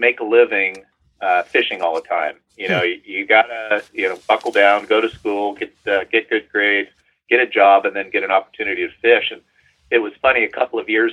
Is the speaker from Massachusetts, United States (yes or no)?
no; Gresham, Oregon, United States; I grew up in the Gresham area, not far from the Sandy River